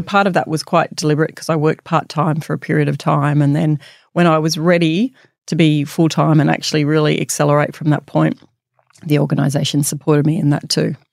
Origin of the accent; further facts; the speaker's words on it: Bathurst, New South Wales, Australia; moved away as an adult; growing up in Bathurst